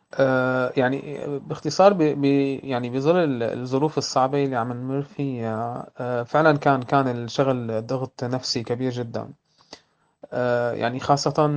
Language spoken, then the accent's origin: Arabic; Syria; أنا كسوري